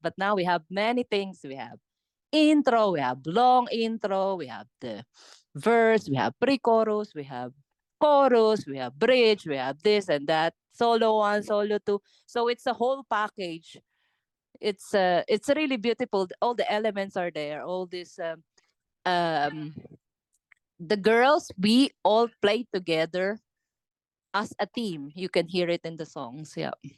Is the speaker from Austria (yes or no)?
no; Philippines; English is a second language; moved away; my, my my accent because I'm I'm I'm from Philippines